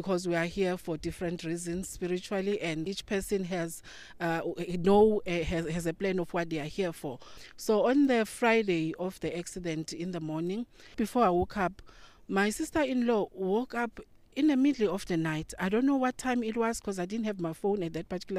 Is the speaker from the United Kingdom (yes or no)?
no; South Africa; I come from South Africa.